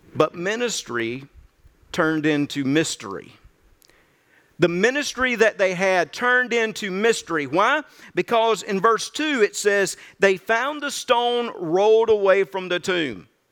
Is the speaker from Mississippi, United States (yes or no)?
yes; Birmingham Ridge, Mississippi, United States; moved away; also born or lived in Zachary; growing up on Birmingham Ridge in North Mississippi, I didn't venture out a whole lot